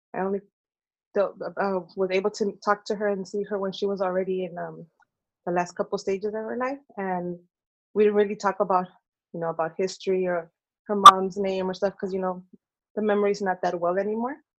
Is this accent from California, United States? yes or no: yes; Oakland, California, United States; I was born and raised in Oakland